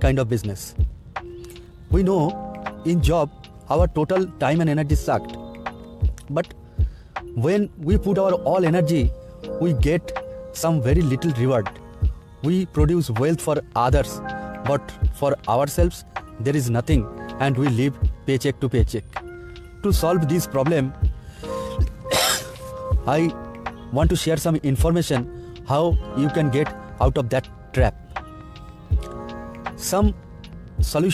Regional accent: India; from India.

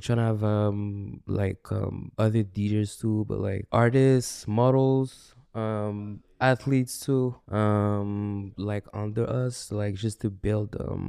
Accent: Burundi; I'm African from Burundi

